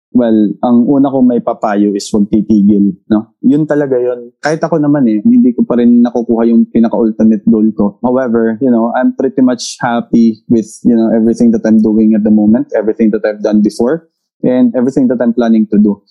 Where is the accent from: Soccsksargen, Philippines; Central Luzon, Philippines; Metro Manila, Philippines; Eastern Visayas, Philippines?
Eastern Visayas, Philippines; Tacloban; taga Tacloban ako